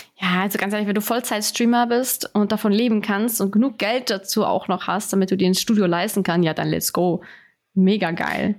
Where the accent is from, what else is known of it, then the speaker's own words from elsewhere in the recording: Switzerland; Bei uns ist das in den Mietwohnungen alles alles schon drin